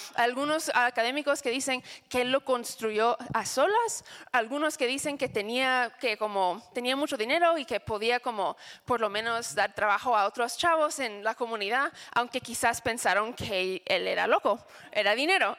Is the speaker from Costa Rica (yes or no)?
no; United States; Spanish is a second language; moved away; soy gringa